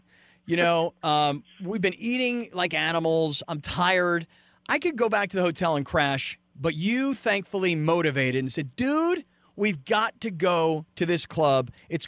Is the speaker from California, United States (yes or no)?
yes; California, United States; I mean, we're white boys from California